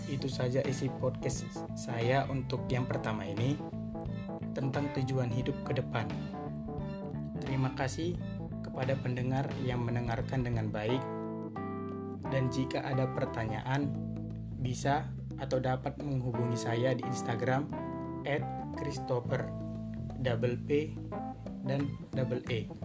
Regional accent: Sunggal, North Sumatra, Indonesia; Asal aku dari Kabupaten Deli Serdang, Kecamatan Sunggal, Provinsi Sumatera Utara.

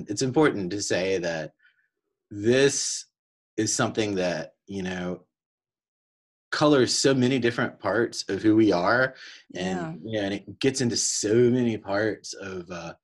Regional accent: Cary, North Carolina, United States; growing up in Cary

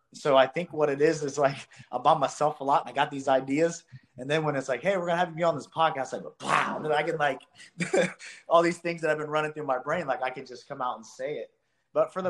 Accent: Columbus, Ohio, United States; single wide trailer kid growing up in Columbus, Ohio

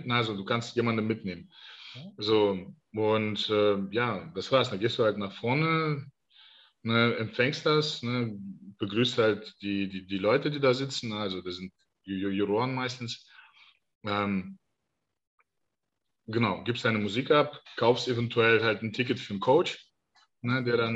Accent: Denmark; ich aus Dänemark komme.

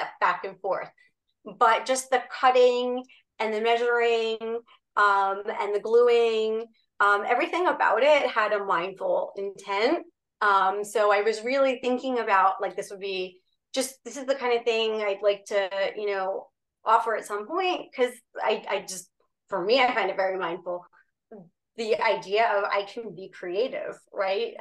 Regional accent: New Jersey, United States; moved away as an adult; also born or lived in Boston; I grew up in New Jersey

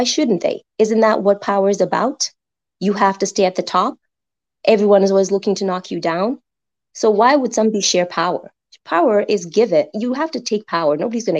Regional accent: Kenya; Kenya, all

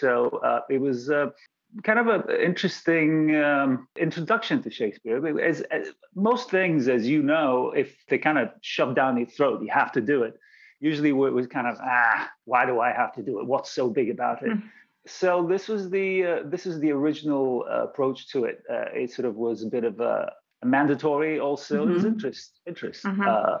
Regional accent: London, United Kingdom; also born or lived in Bulgaria; But I was actually born in Bulgaria. I was born in Bulgaria. And then we moved to London where I went to school. And then I actually moved back to Bulgaria for a little bit

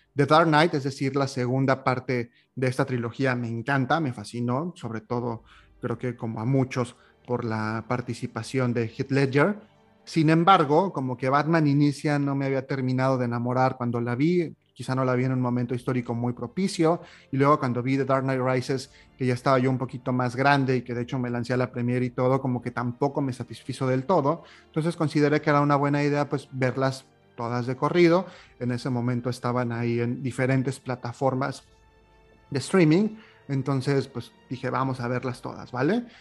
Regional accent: Mexico; moved away as an adult; now in Montreal, Canada; lejos de tierras mexicanas de donde soy originario

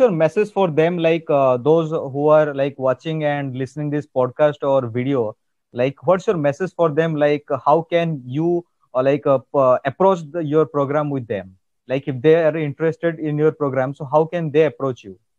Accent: India; accent: Indian; English is a second language; I know that my Indian accent is uh, like uh, different from your Canadian accent.

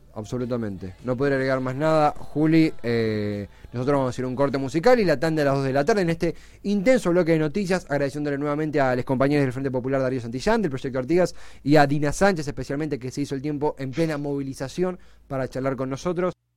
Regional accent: Buenos Aires Province, Argentina; Hablo como bonaerense también, más allá de, todo. Eh, vivo en Buenos Aires

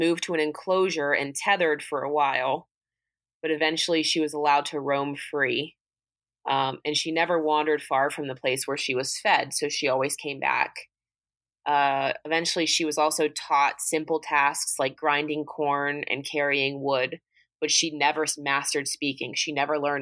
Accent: United States; I'm fucking American

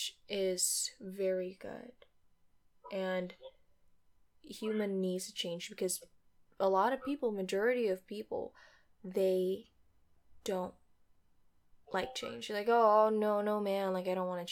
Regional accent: Indonesia; moved away as an adult; also born or lived in Jakarta; now in California, United States; I am from Indonesia

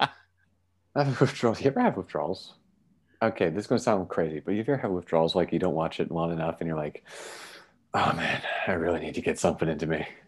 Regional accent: Canada; We're from Canada

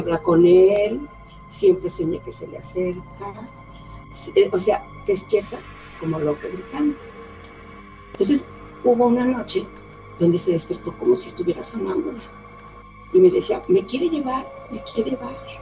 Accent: Aguascalientes, Mexico; Soy de Aguascalientes, México

